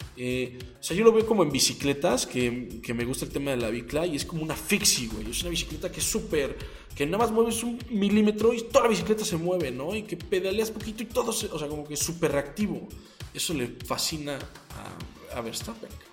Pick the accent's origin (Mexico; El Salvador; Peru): Mexico; como mexicanos